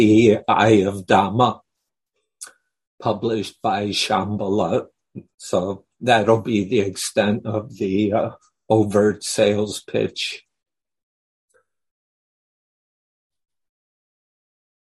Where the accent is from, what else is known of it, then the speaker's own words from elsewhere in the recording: United States; moved away as an adult; also born or lived in Thailand; we're American, so we could speak in English